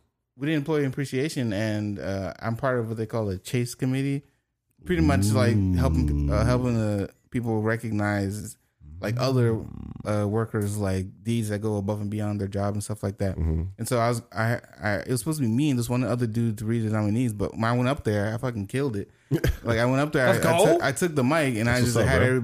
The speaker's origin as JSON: {"language": "English", "country": "Haiti", "accent": "Haitian", "moved": "yes"}